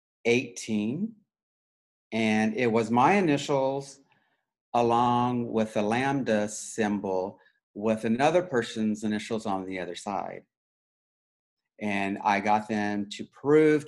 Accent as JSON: {"language": "English", "town": "Wichita", "region": "Kansas", "country": "United States", "tie": "born or raised there", "said": "I grew up in Wichita, Kansas"}